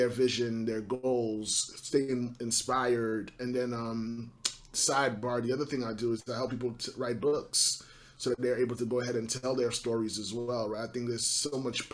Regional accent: New York City, New York, United States; I'm born and raised in Brooklyn, New York, born of Haitian parents

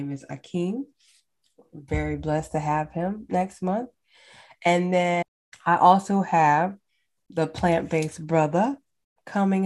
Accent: United States; as American, as Black people in America

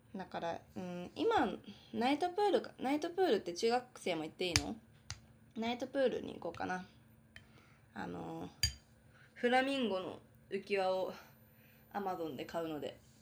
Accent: Hokkaido, Japan; now in Tokyo, Japan; 私は生まれも育ちも北海道なので

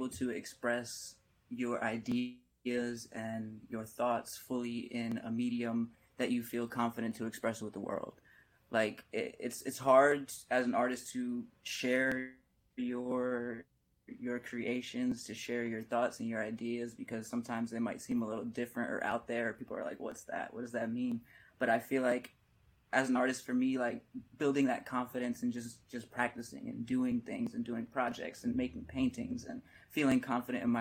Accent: Allentown, Pennsylvania, United States; now in California, United States; I'm from Allentown, Pennsylvania. I say Philly because it's the most recognizable city, but Allentown, Pennsylvania in the Lehigh Valley, like, you don't typically see artists come out of there

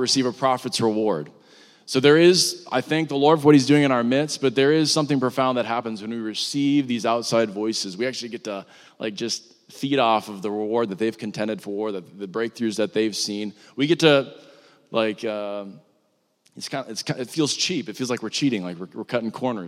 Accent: Fargo, North Dakota, United States; moved away; my hometown of Fargo

